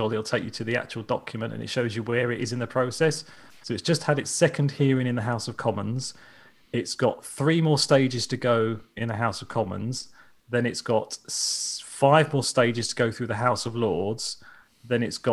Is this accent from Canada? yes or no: no; England, United Kingdom; I'm English